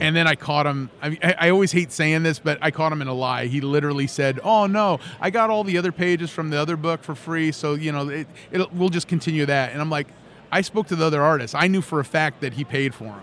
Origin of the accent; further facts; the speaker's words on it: Los Angeles, California, United States; moved away as an adult; also born or lived in Phoenix; now in Lafayette, United States; I'm from Los Angeles. I spent about three and a half years in Phoenix and then ended up in Louisiana